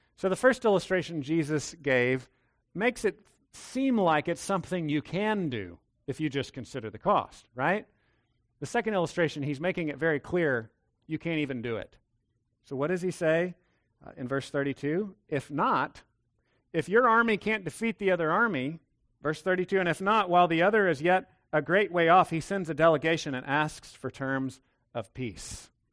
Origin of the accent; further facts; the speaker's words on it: Texas, United States; I'm a Texan